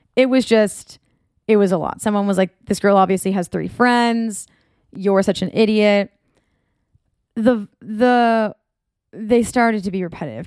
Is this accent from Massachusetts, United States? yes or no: yes; North Shore of Massachusetts, United States; moved away as an adult; now in Orange County, United States; I'm from the North Shore of Massachusetts